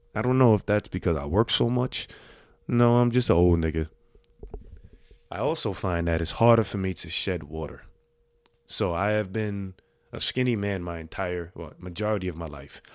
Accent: New York City, New York, United States; I made it thirty-eight years growing up in the Bronx

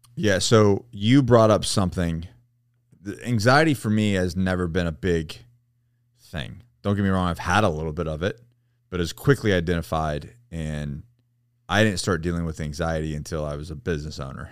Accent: Florida, United States; I grew up in Florida.

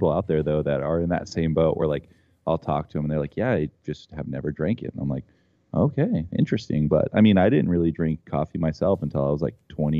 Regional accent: Johnstown, Colorado, United States; the skate park I grew up riding is in Johnstown, Colorado

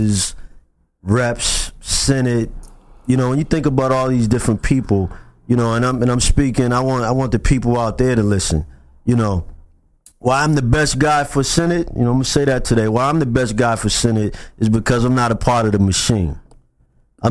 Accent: Boston, Massachusetts, United States; I grew up in the South End

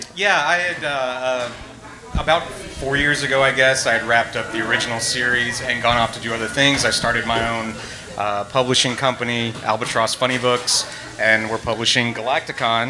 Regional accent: Tennessee, United States; I'm from Tennessee

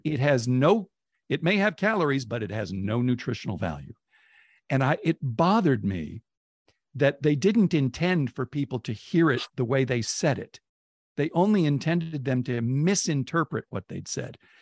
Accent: Oakland, California, United States; when I was a kid, Oakland, relative to San Francisco, had a real chip on its shoulder

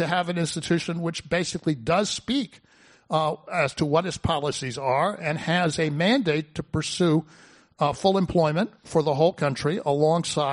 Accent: United States; as an American

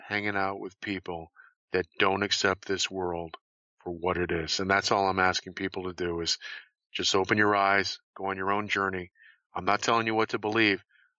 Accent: New England, United States; And I know growing up in New England, in December, the sun is in the southern horizon.

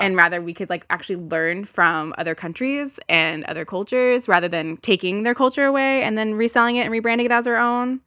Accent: United States; I'm American

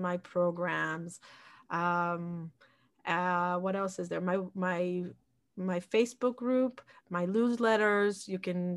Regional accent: Jerusalem, Jerusalem District, Israel; moved away as an adult; also born or lived in Peoria, Illinois, United States / Woodmere, New York, United States / Florida, United States; now in Far Rockaway, United States; I grew up in Israel. I was born in Peoria, Illinois.

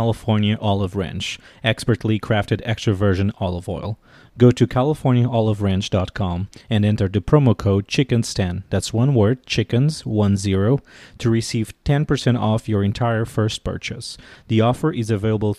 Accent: Portugal; moved away as an adult; now in Washington, D.C., United States; I'm originally from Portugal, and I've been living in Washington, D.C. for the last 9 years

